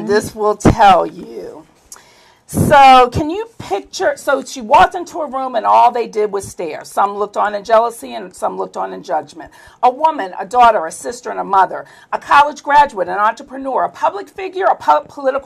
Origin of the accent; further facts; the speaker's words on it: Baltimore, Maryland, United States; that's where I'm originally from